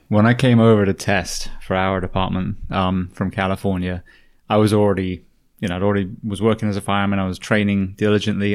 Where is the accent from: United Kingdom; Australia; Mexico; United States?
United Kingdom; moved away; being a Brit